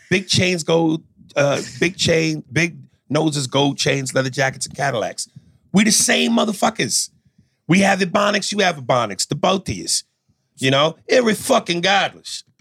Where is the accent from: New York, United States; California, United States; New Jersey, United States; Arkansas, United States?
New York, United States; Long Island; I grew up in Long Island, New York.